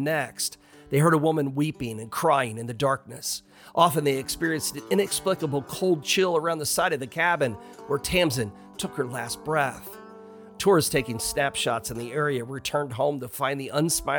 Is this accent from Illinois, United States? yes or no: yes; Illinois, United States; I'm originally from Illinois